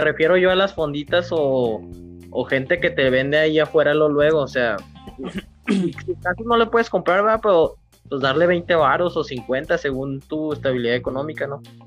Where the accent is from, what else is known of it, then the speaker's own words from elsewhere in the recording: Mexico; como mexicanos